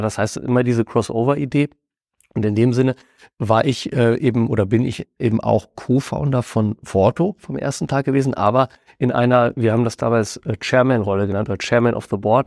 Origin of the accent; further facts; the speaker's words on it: Hameln, Lower Saxony, Germany; in unserer äh, Heimatstadt Hameln, wo mein Bruder und ich damals noch als Teenager